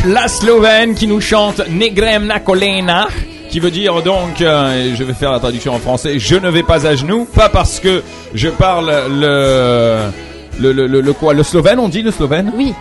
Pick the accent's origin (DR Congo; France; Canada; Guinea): France; now in Lebanon; moi en tant que Français, voilà, qui vit, qui me suis adapté ici